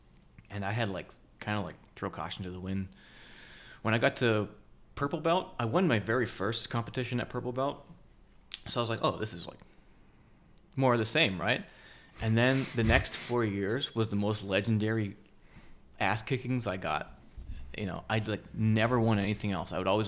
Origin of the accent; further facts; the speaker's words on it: Canada; moved away as an adult; now in United States; Met Aria, got married, and then immigrated to the U.S. Yeah, I'm Canadian, by the way. I don't have a speech impediment, Max. It's just I'm Canadian, and then I stopped talking like a Canadian, so there's gaps.